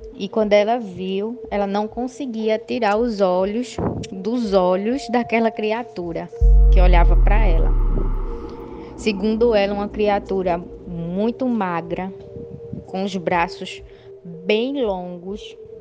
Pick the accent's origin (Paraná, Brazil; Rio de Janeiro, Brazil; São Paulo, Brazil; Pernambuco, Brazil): Pernambuco, Brazil; Jaboatão dos Guararapes; eu sou daqui de Jaboatão, dos Guararapes, Pernambuco